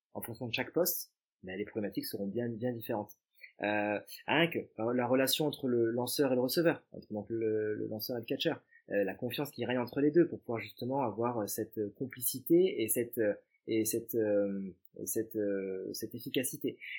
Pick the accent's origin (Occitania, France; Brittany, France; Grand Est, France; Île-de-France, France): Occitania, France; Montpellier; je suis originaire de Montpellier, natif de Montpellier